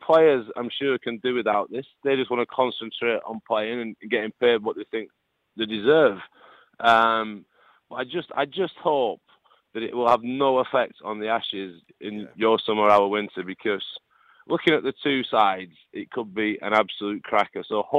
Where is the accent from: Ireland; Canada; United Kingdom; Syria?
United Kingdom; Lancashire, North West England; accent: northern; I'm from Lancashire.